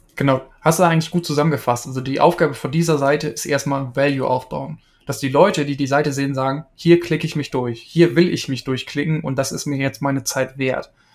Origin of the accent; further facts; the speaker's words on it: East Frisia, Lower Saxony, Germany; ich komme ursprünglich aus Ostfriesland